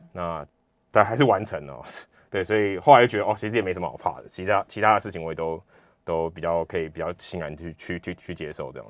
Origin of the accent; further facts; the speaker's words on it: Taiwan; 其实我也是跟大家差不多，就是我小时候都是在台湾，然后土生土长